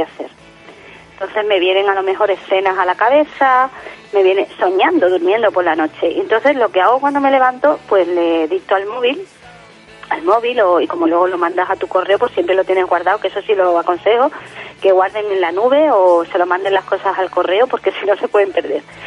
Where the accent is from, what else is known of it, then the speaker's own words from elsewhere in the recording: Jerez de la Frontera, Andalusia, Spain; aquí en, en Jerez, mi tierra, eh, cuando era pequeña